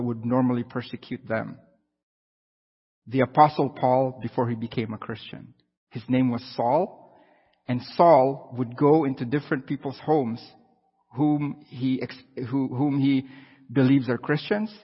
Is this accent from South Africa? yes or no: no; Philippines; now in Canada; I'm from the Philippines